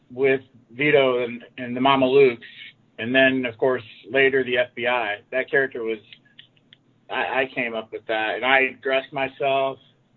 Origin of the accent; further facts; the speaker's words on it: Atlanta, Georgia, United States; now in Phoenix, United States; I live in Phoenix and I'm from Atlanta